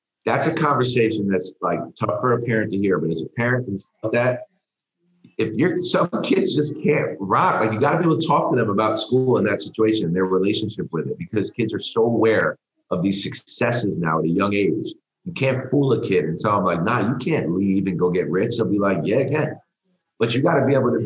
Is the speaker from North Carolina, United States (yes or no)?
no; New York, United States; I grew up in New York